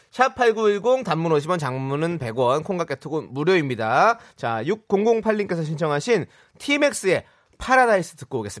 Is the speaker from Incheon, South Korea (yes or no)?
yes; Incheon, South Korea; 저도 인천 사람인데요